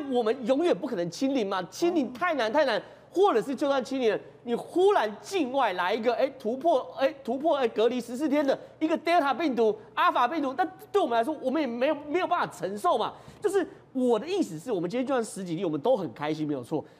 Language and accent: Chinese; Taiwan; 站在我台湾人立场